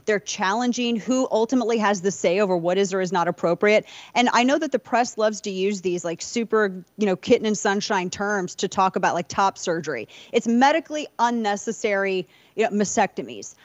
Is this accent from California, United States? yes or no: no; St. Louis, Missouri, United States; my hometown, Saint Louis